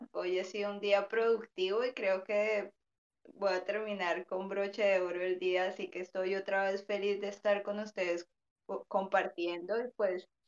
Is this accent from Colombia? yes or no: yes; Colombia; Yo soy de una zona costera, donde hay, pues está el río Magdalena, que es uno de los ríos más grandes de acá del país.